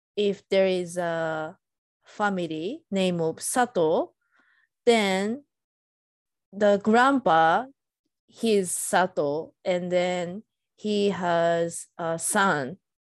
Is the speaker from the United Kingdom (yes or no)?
no; Japan; now in United States; I'm Japanese and I'm living in U S